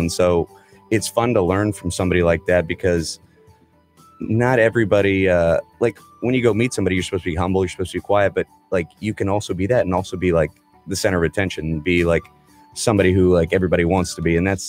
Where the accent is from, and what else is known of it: Friendswood, Texas, United States; born or raised there